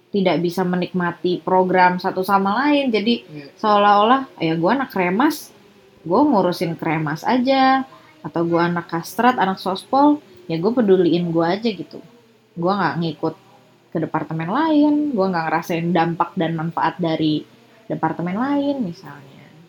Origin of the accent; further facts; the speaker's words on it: Serang, Banten, Indonesia; keluarga aku dari Serang dan hmm. besar di Serang